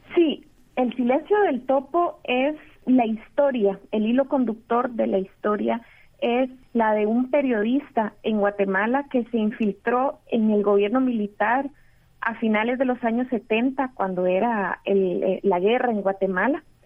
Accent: Costa Rica; also born or lived in Mexico; Yo crecí en Costa Rica, eh, también viví en México, en Costa Rica

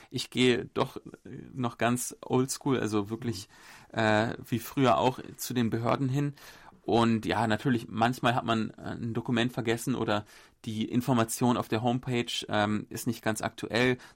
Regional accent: Berlin, Germany; now in South Korea; Vielleicht auch ein Sonderfall, ich komme ja aus Berlin.

